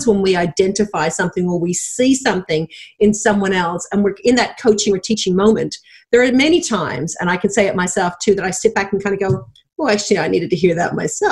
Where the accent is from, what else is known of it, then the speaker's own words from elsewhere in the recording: Dublin, Leinster, Ireland; moved away as an adult; now in Australia; I was born and raised in Dublin, Ireland, went to travel the world at 22 with my then boyfriend, now husband, and forgot to go home